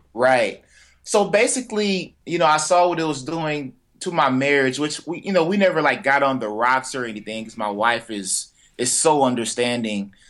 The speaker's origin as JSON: {"language": "English", "town": "Fort Worth", "region": "Texas", "country": "United States", "tie": "born or raised there", "said": "I'm from Fort Worth, Texas, a little uh, on the south side of Fort Worth"}